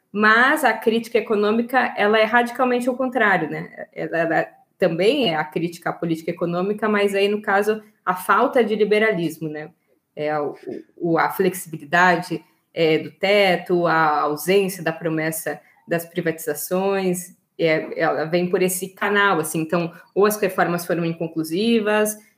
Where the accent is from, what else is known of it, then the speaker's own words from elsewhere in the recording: Porto Alegre, Rio Grande do Sul, Brazil; nasci em Porto Alegre